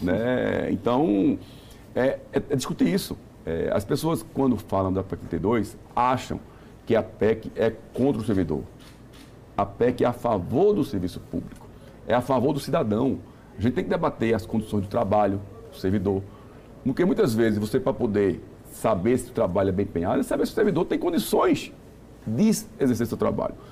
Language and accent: Portuguese; Northeast Region, Brazil; eu sou nordestino